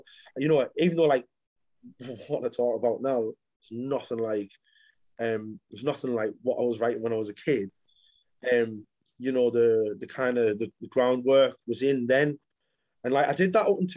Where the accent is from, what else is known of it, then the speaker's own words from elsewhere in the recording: Sunderland, North East England, United Kingdom; moved away as an adult; now in Manchester, United Kingdom; from Sunderland. I'm living in Manchester at the minute.